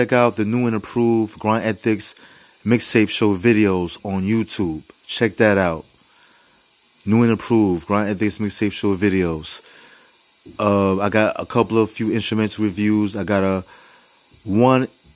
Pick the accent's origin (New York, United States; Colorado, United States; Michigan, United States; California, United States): New York, United States; New York City; I'm from the Bronx